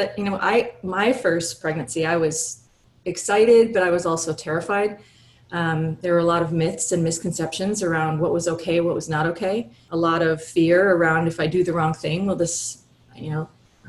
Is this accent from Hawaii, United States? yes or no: yes; Hawaii, United States; born or raised there